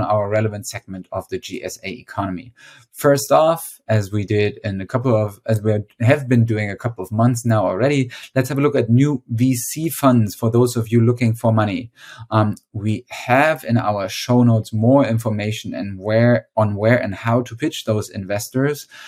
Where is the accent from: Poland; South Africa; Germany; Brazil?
Germany; Witzenhausen, Hesse; my hometown in Witzenhausen, Germany